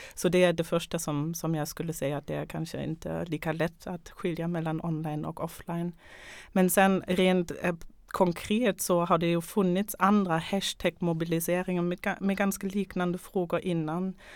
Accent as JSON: {"language": "Swedish", "country": "Germany", "moved": "yes", "lives_now": "Sweden", "said": "jag kommer själv från Tyskland"}